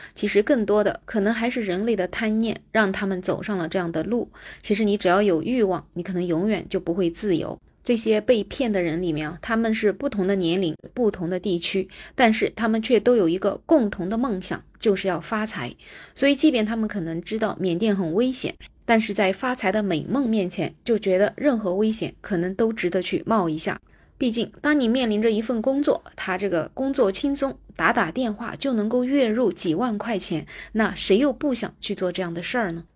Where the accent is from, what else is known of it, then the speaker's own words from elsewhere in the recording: China; 我们中国人